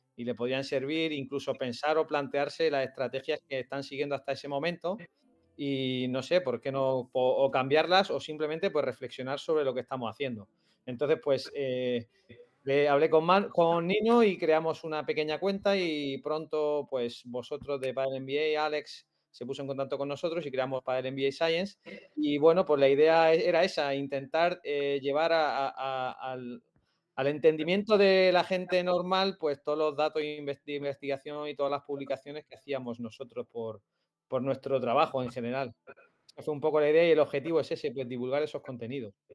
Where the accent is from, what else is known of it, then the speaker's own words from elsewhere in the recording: Lorca, Region of Murcia, Spain; moved away as an adult; now in Extremadura, Spain; Yo eh, soy de Murcia, de Lorca, pero pero me vine a estudiar a Extremadura Ciencias del Deporte